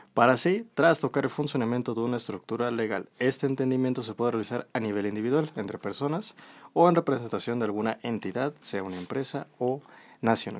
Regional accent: Mexico; somos nosotros los mexicanos

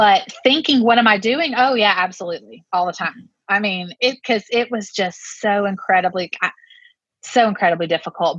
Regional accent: Lexington, South Carolina, United States; I grew up in Lexington, South Carolina

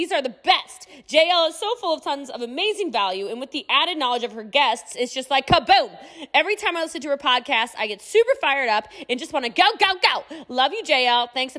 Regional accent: Hawaii, United States; now in Italy; I'm Hawaiian, for those of you who don't know, so you're speaking directly to my islander when you

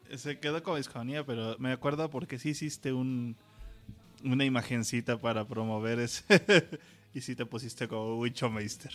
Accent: Mexico; soy mexicano

